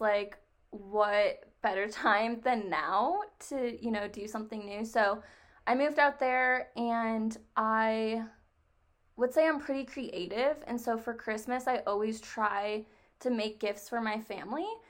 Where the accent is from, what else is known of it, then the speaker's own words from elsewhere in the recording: New York, United States; moved away as an adult; also born or lived in Nevada; I am actually from New York. And I moved to Nevada to go to school out there